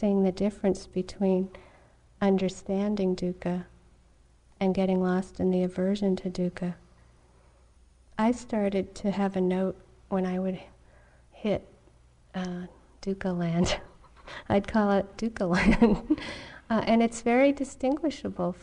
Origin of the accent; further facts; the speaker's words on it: New England, United States; I grew up in New England